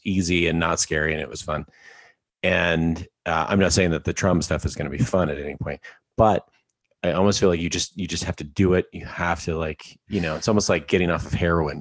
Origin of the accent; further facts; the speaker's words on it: Alberta, Canada; I'm from Alberta, Canada